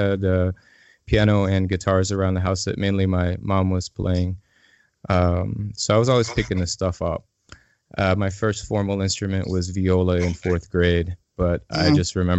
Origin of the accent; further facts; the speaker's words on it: Illinois, United States; now in Asheville, United States; I'm originally from Illinois